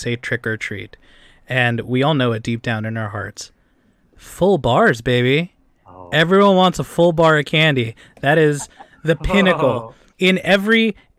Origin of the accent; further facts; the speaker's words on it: Philadelphia, Pennsylvania, United States; I grew up in Philadelphia.